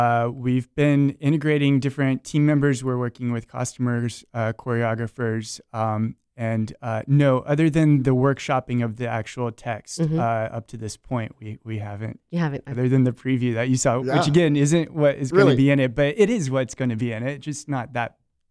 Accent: Rockledge, Florida, United States; I'm from Brevard County, by the way, over in Rockledge.

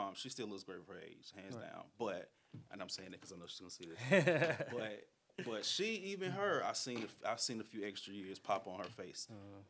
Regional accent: Durham, North Carolina, United States; I'm from Durham.

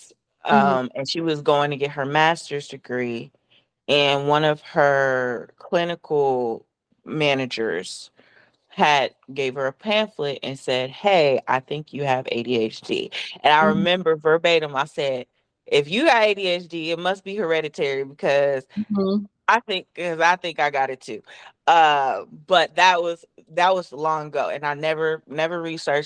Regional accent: Columbus, Ohio, United States; moved away as an adult; also born or lived in Florida; now in Atlanta, United States; I am originally from Columbus, Ohio. I recently moved to Atlanta, Georgia

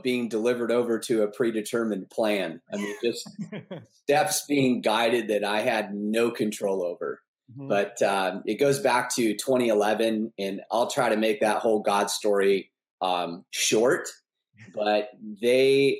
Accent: Newport Beach, California, United States; I'm originally from Newport Beach, California, born and raised

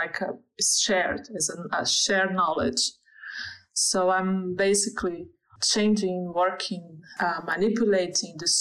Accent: Brazil; English is a second language; moved away as an adult; now in Germany; I'm from Brazil, and even when I the first big move I made was inside Brazil

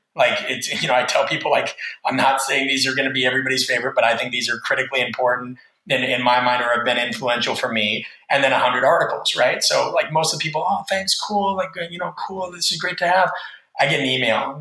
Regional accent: Nebraska, United States; I'm from Nebraska, which is in the Midwest of the United States

